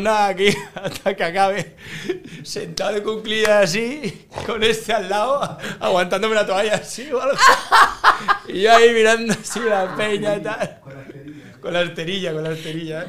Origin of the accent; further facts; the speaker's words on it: Spain; yo soy de España